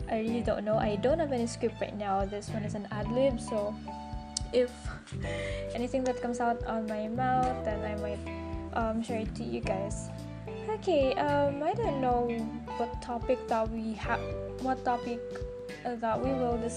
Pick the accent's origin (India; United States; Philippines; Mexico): Philippines; Davao City, Davao Region; I'm from the Philippines. Basically, I lived in Davao City from Mindanao where life is here. And then I am 25 years old.